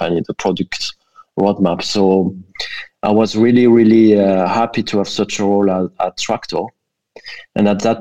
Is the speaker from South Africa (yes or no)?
no; France; accent: French; English is a second language; moved away as an adult; also born or lived in Brussels; now in Berlin, Germany; I'm French originally. I think everybody can tell, given my accent.